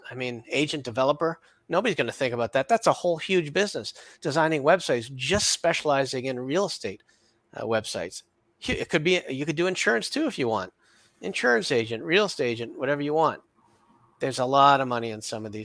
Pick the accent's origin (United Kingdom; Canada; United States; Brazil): Canada